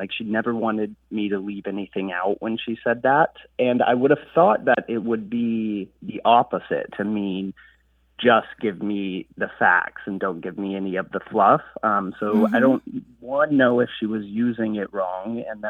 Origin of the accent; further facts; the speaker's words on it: Dallas, Texas, United States; I'm from Dallas, Texas.